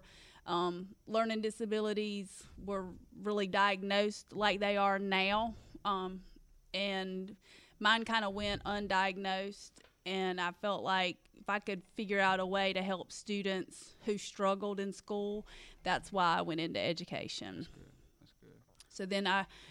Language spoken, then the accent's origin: English; Hartsville, South Carolina, United States; I grew up in Hartsville, so I was born and raised here